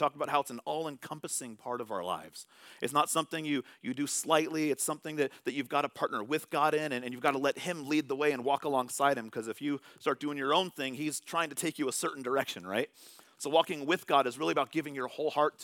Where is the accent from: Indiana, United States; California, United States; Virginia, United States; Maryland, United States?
California, United States; moved away; I'm from California.